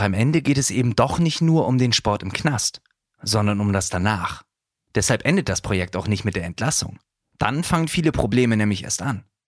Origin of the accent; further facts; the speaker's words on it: Bremen, Germany; meiner Jugend in Bremen-Nord